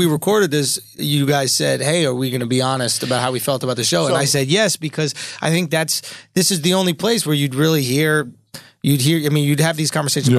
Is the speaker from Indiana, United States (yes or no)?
no; New York, United States; I'm from New York.